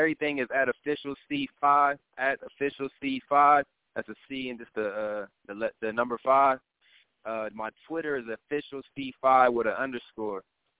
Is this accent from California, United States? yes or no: yes; Oakland, California, United States; I'm from Oakland, California.